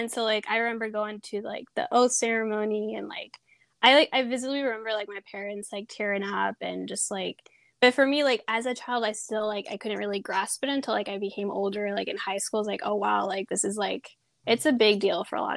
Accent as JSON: {"language": "English", "area": "Sonoma County", "region": "California", "country": "United States", "tie": "born or raised there", "also_born_or_lived": "Peru", "said": "I grew up in Sonoma County for most of my life, more up north."}